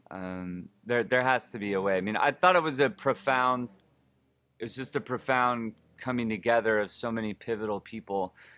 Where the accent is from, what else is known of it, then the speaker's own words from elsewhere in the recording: Oakland, California, United States; I'm from Oakland, California